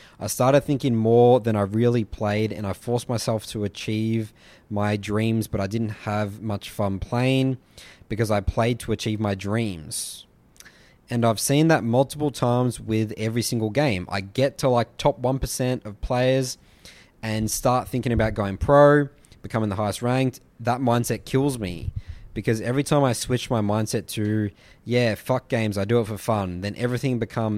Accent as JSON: {"language": "English", "country": "Poland", "second_language": "English", "said": "I'm 17 and I'm from Poland."}